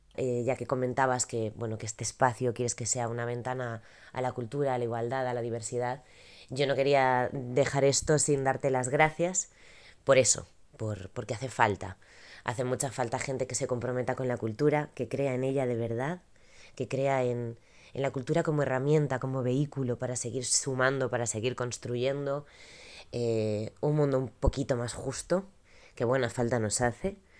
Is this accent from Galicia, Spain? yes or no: yes; Galicia, Spain; Como gallega